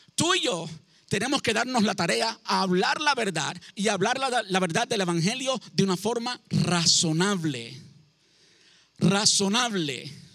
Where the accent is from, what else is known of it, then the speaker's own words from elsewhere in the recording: Cuba; now in United States; Yo llevo en este país 20 años, hace más tiempo que vivo en Estados Unidos del tiempo que viví en Cuba